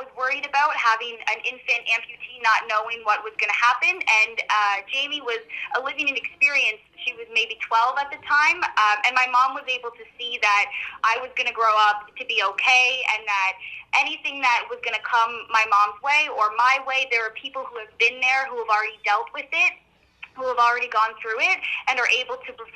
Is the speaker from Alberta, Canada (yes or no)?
no; Peterborough, Ontario, Canada; moved away; back in Peterborough, my hometown.